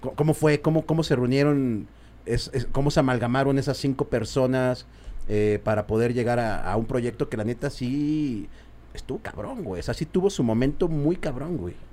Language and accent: Spanish; Mexico; sí somos así los mexicanos